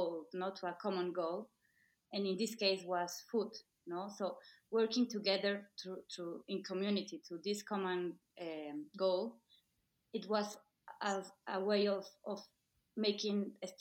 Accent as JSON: {"language": "English", "region": "Mexico City", "country": "Mexico", "said": "I'm from Mexico City."}